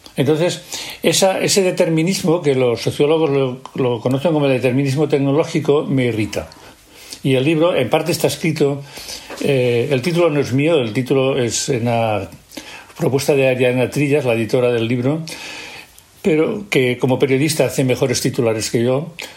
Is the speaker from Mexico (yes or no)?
no; Catalonia, Spain; en Cataluña estábamos desorientados